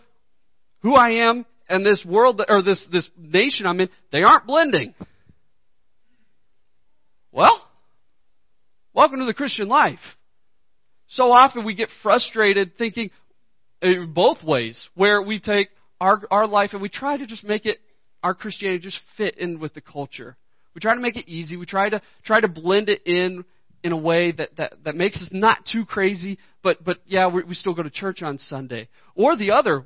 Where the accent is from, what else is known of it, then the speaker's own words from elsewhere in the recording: United States; I know I am an American